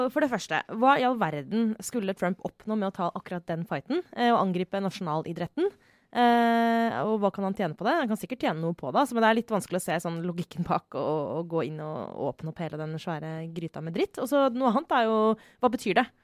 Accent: Skjetten, Akershus, Norway; oppvekst også, da jeg spilte fotball på Skjetten. Det var veldig mange minoritetsunger i nabolaget rundt der jeg vokste opp.

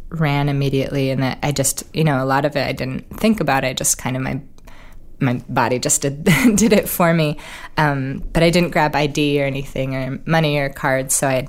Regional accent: Oregon, United States; Oregon really, growing up in Oregon, we only had one professional sports team, which was the Trailblazers.

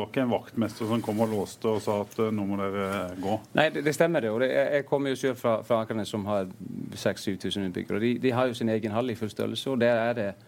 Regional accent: Akranes, Western Region, Iceland; Norwegian is a second language

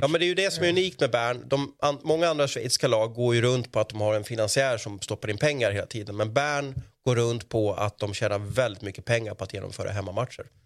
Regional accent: Sweden

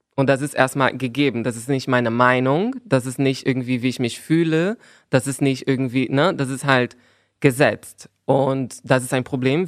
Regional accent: Brazil; German is a second language; now in Berlin, Germany; als Brasilianerin

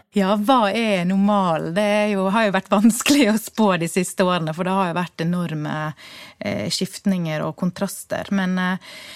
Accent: Bergen, Vestland, Norway; Vi som bergensere

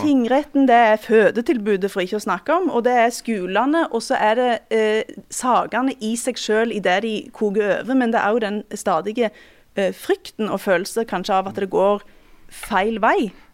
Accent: Western Norway, Norway; tilhører jo iallfall jeg eh, en, en motkultur og en vestlandskultur

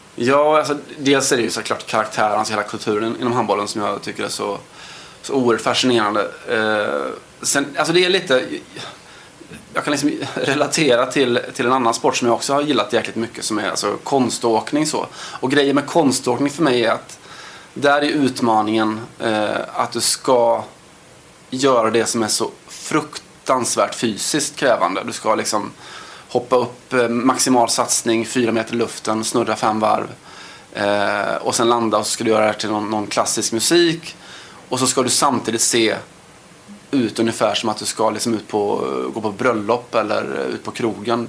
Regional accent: Sweden; man kommer från ett Sverige där vi, älskar vårt svenska handbollslandslag

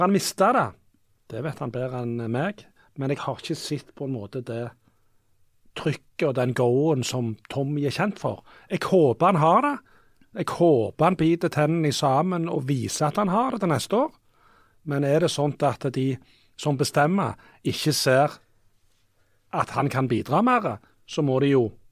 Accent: Rogaland, Norway; Sunde, der jeg kommer fra

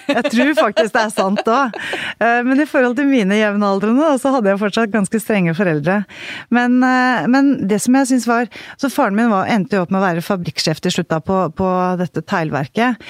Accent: Haga, Norway; also born or lived in Bærum; Eh, på det lille stedet Haga

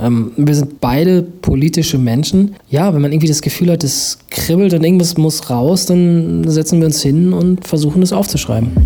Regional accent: Münster, North Rhine-Westphalia, Germany; in der Nähe meiner Heimat Münster

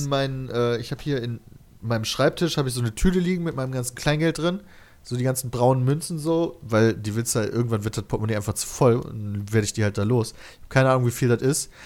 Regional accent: near Kleve, North Rhine-Westphalia, Germany; wir kennen Kleve, wir kommen daher aus der Nähe

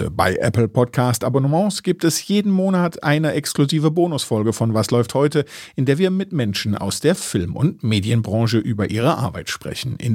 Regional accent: East Germany, Germany; Ich komme aus dem Osten.

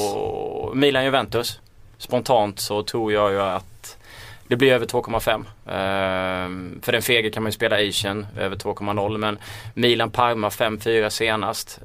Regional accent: Småland, Sweden; accent: småländska; min småländska röst

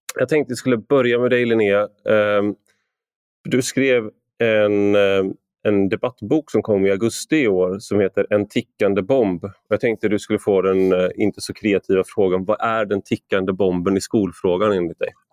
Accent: Gothenburg, Västra Götaland, Sweden; jag är uppvuxen i Göteborg

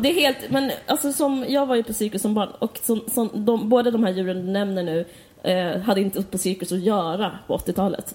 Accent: Skåne, Sweden; also born or lived in Stockholm; både du och jag är uppvuxna på Österlen

